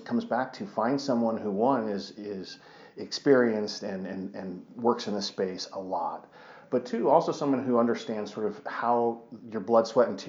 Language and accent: English; Colorado, United States; also born or lived in Michigan; So I grew up here in Colorado, went to law school away, went to law school in Michigan, the University of Michigan, and wanted to come back